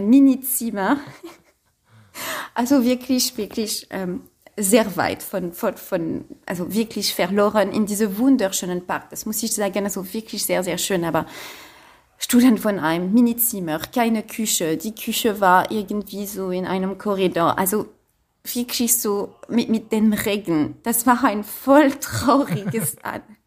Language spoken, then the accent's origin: German; Paris, Île-de-France, France; German is a second language; moved away as an adult; now in Berlin, Germany; ich komme aus Paris